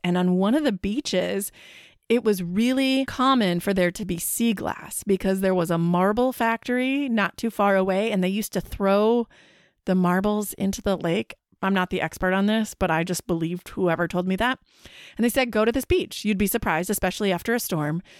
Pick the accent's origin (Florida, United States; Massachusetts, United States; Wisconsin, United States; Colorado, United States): Wisconsin, United States; I'm from Wisconsin